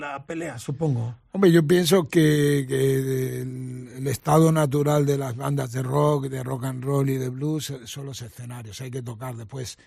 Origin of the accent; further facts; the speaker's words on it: Argentina; moved away; also born or lived in Mendoza; Todas las vivencias que tuve en mi infancia en la Argentina